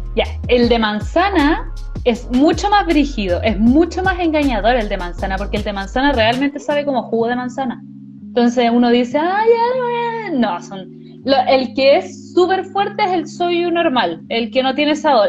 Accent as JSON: {"language": "Spanish", "town": "Santiago", "region": "Santiago Metropolitan Region", "country": "Chile", "said": "Soy de Santiago"}